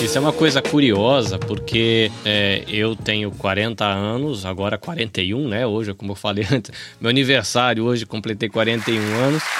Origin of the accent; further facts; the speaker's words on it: Brazil; now in Japan; Mas na minha cabeça, como brasileiro